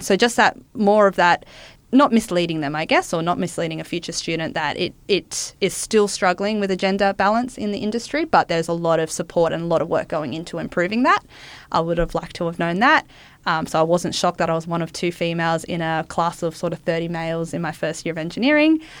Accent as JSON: {"language": "English", "town": "Wollongong", "region": "New South Wales", "country": "Australia", "tie": "born or raised there", "said": "I grew up in Wollongong"}